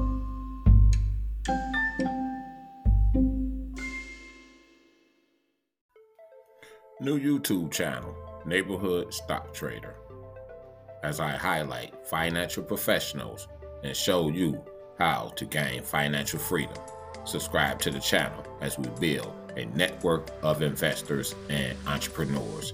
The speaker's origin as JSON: {"language": "English", "town": "Detroit", "region": "Michigan", "country": "United States", "tie": "born or raised there", "said": "Coming live from Detroit, Michigan. Salute to my hometown, Detroit."}